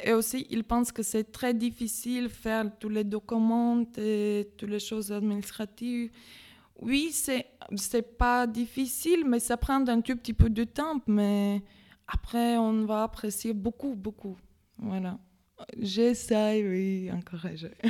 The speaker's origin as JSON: {"language": "French", "country": "Latvia", "second_language": "French", "moved": "as an adult", "lives_now": "Metz, France", "said": "d'origine, je suis letton, je viens de Lettonie"}